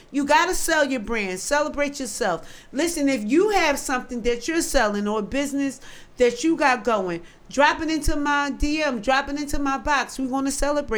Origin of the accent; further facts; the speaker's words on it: Philadelphia, Pennsylvania, United States; I'm from North Philly.